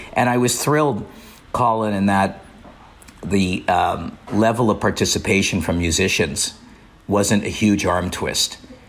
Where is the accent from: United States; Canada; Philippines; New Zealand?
Canada; Montreal, Quebec; Well, I grew up in Montreal, and I was lucky enough to live in a house that there was always music available.